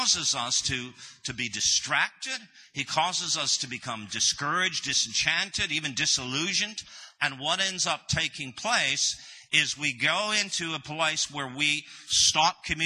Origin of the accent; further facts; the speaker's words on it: Canada; moved away as an adult; also born or lived in United States; we are originally from Canada.